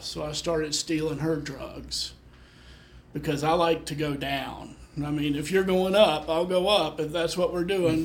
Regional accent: Memphis, Tennessee, United States; I was born in Memphis

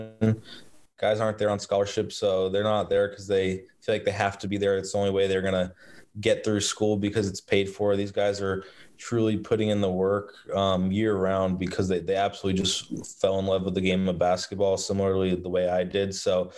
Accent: Boston, Massachusetts, United States; I'm from the Boston area

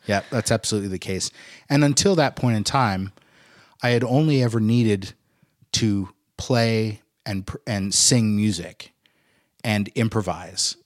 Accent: Boise, Idaho, United States; moved away as an adult; I'm coming from Boise. I'm coming from a little town in, in Idaho.

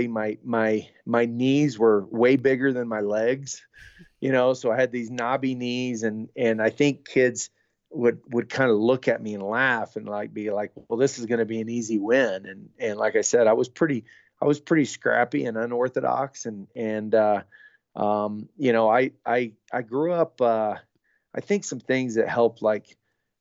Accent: Newkirk, Oklahoma, United States; my hometown was probably, about 1,200 to 1,500 people

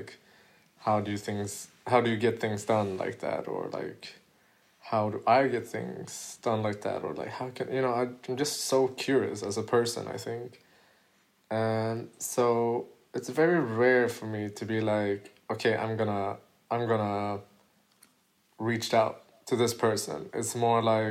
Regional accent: Gothenburg, Västra Götaland, Sweden; in my city, in my hometown, Gothenburg

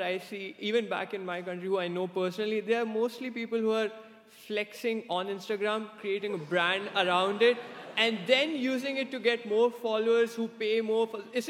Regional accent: India; English is a second language; moved away as an adult; now in United States; I came all the way from India to the US so that I could get a specialized degree in a master's program in data science.

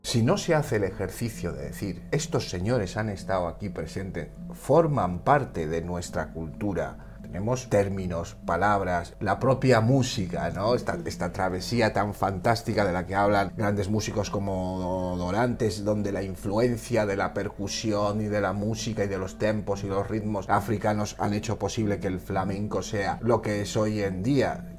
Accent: Equatorial Guinea; now in Spain; los dos somos ecuatoguineanos, nuestros padres se formaron aquí

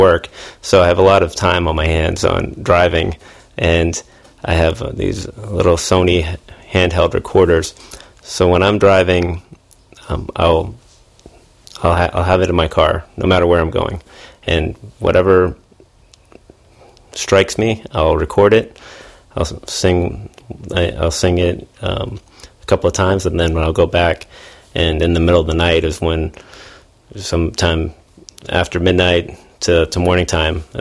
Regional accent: Massachusetts, United States; moved away as an adult; now in Tampa, United States; I'm from Massachusetts originally.

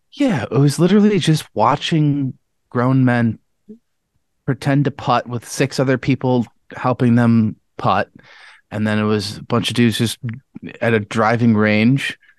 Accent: Webster, New York, United States; the house I grew up in Webster

